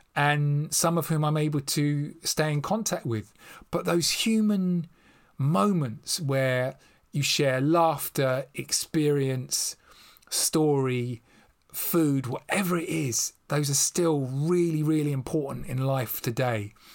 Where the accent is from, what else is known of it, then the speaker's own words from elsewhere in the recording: London, United Kingdom; accent: estuary English, West London; moved away as an adult; now in Devon, United Kingdom; I'm still a bloke from Acton in West London